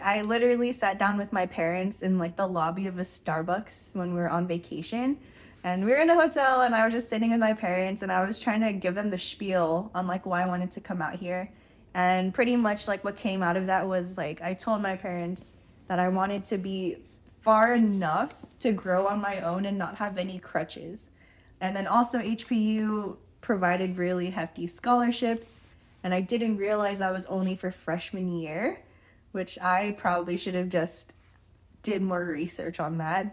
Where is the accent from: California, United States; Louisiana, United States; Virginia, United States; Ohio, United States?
California, United States; Union City; moved away as an adult; now in Hawaii, United States; I was born and raised in California